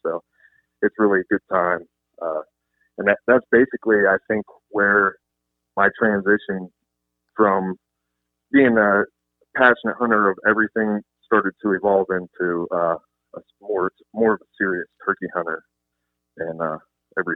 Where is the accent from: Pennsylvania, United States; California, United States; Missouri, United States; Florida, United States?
Pennsylvania, United States; Clearfield County; I grew up in Clearfield County in the Rainy area